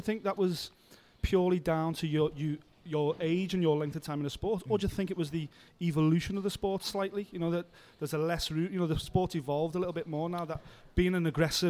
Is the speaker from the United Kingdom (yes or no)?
yes; Liverpool, North West England, United Kingdom; He's dragged the UFC kicking and screaming to my hometown.